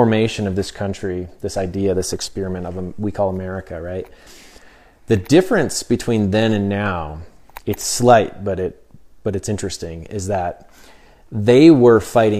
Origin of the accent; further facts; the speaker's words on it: United States; And so as American, you know, I didn't really think much about these things, you know, our constitutional rights and things.